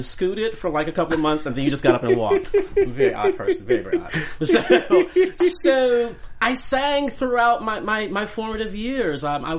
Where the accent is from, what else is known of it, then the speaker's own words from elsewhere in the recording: Chicago, Illinois, United States; So I'm from Chicago